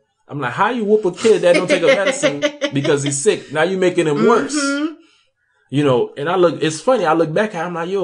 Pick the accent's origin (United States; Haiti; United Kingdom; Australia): Haiti; moved away; I was raised in Haiti